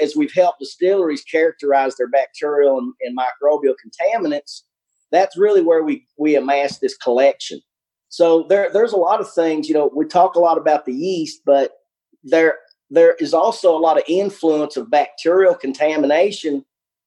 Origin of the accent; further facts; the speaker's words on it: Albany, Kentucky, United States; also born or lived in Covington, Kentucky; where I grew up in South Central Kentucky, Albany, Kentucky, you tend to get a little bit more of the accent going on there